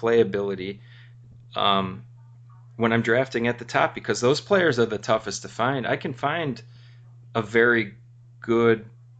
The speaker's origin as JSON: {"language": "English", "country": "United States", "said": "being American"}